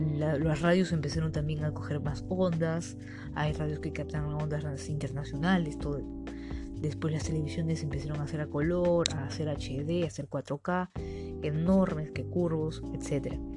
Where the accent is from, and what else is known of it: Peru